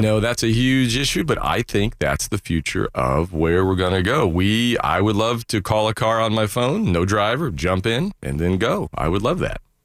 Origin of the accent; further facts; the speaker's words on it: Daytona Beach, Florida, United States; as a kid growing up in Daytona